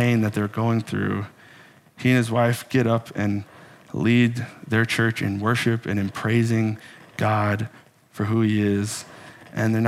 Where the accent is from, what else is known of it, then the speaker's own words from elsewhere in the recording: Texas, United States; moved away as an adult; now in Minnesota, United States; I was born in the amazing paradise that some people call Texas. And I grew up in Texas